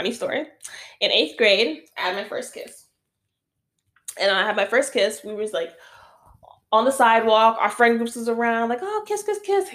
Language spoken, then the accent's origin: English; New York City, New York, United States; moved away; also born or lived in Westchester / Florida; I'm from the Bronx